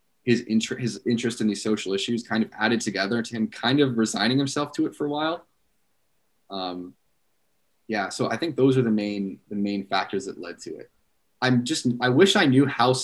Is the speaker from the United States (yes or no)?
yes; United States; as an American